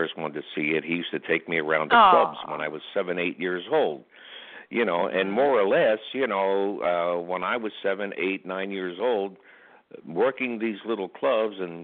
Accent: Philadelphia, Pennsylvania, United States; I'm from Philadelphia, you know, been a Philadelphia sports fan all my life.

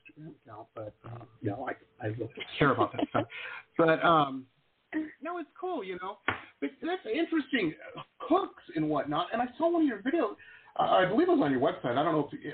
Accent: Detroit, Michigan, United States; now in Florida, United States; I grew up in Metro Detroit

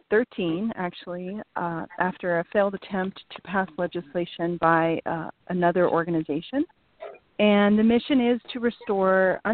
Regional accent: New Jersey, United States; born there; but fortunately, I was born in New Jersey, where they did restore access to birth certificates for adults who are born there.

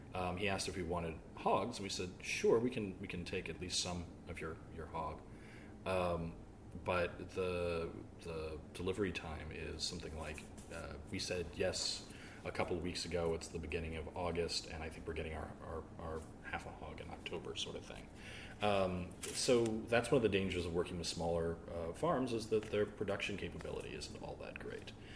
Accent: the South, United States; now in Alexandria, VA, United States; I'm from the South

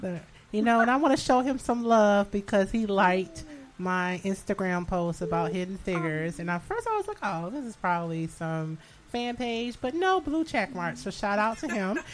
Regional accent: Detroit, Michigan, United States; now in New York, United States; I am from Michigan. I'm a Detroiter, um, suburban Detroit. I lived in the metro area

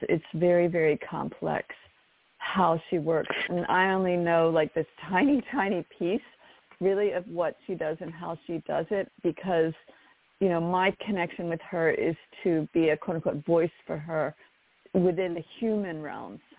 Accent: near Baltimore, Maryland, United States; I ended up back in Maryland where my where I grew up near Baltimore

